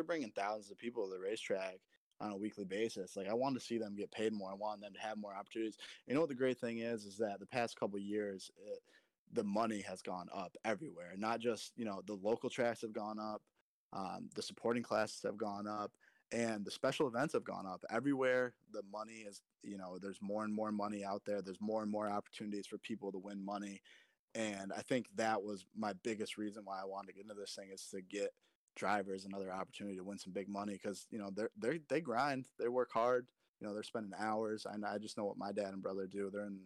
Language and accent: English; Vermont, United States; I'm from Vermont too.